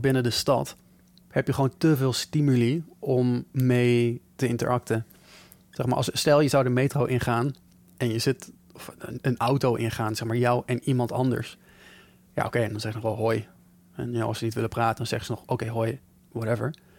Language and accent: Dutch; Netherlands; wij Nederlanders